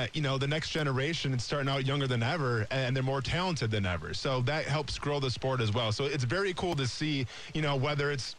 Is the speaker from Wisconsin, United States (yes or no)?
yes; Iola, Wisconsin, United States; moved away; back in my hometown of Iola, Wisconsin